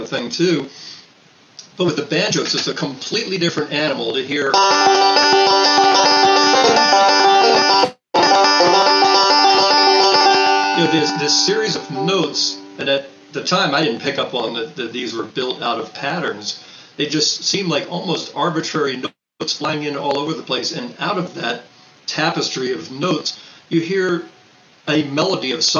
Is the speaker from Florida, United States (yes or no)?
no; Baltimore, Maryland, United States; also born or lived in St. Louis, Missouri; From Baltimore, Maryland. Grew up, born in St. Louis, raised in Baltimore